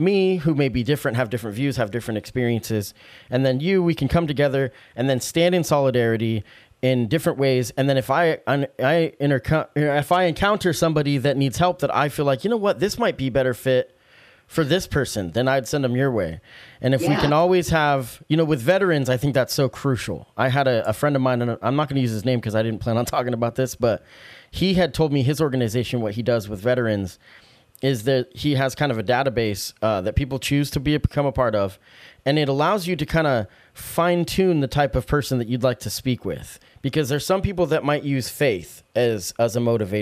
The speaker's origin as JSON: {"language": "English", "town": "Salem", "country": "United States", "tie": "born or raised there", "said": "Growing up in Salem"}